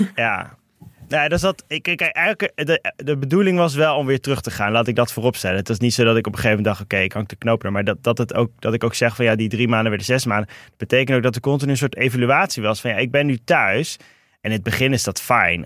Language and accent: Dutch; Rotterdam, South Holland, Netherlands; moved away as an adult; also born or lived in Meppel / Toronto; ben in Rotterdam opgegroeid. ja. En, en in Meppel